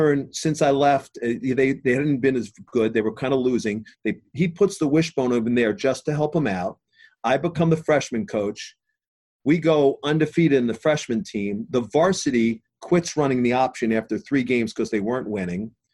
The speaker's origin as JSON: {"language": "English", "town": "Middlesex", "region": "New Jersey", "country": "United States", "tie": "born or raised there", "also_born_or_lived": "Brooklyn", "said": "I grew up in Middlesex. I grew up in the hometown"}